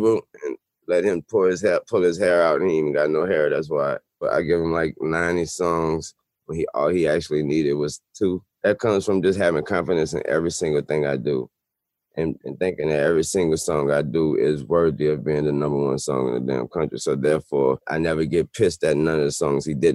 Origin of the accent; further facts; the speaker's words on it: New Orleans, Louisiana, United States; I'm from New Orleans